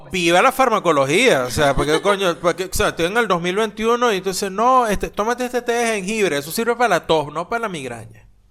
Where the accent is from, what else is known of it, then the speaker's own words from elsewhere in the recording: Venezuela; moved away; me fui de Venezuela